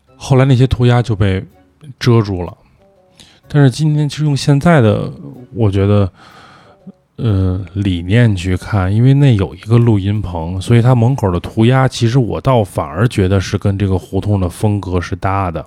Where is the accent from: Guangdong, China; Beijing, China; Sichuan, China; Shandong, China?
Beijing, China; 我就是这儿长大的人